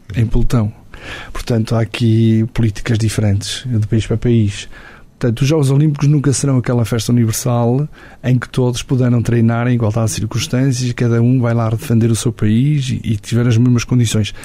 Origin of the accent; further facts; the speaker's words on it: Portugal; Eu chegava ao alto da minha aldeia e via a Senhora da Graça